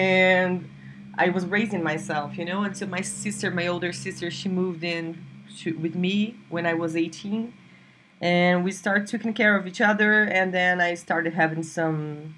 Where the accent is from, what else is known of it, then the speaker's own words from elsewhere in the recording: Brasília, Federal District, Brazil; born there; Yeah, so I was born in Brasilia, Brazil, where I live today, but I moved a lot. And I was born here, but I went away when I was 2 because my father got a job in another state